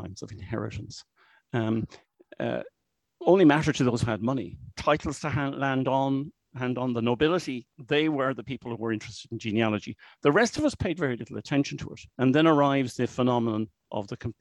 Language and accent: English; Dublin, Leinster, Ireland; I'm from Dublin. I still live in Dublin. I've been in Dublin all my life